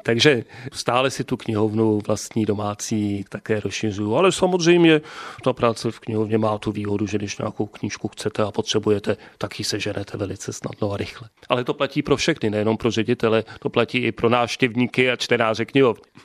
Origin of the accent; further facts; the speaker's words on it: České Budějovice, South Bohemian Region, Czechia; Čech od narození Budovičák